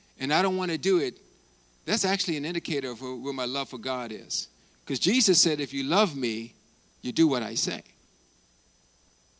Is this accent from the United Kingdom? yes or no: no; Bermuda; my hometown, my home country of Bermuda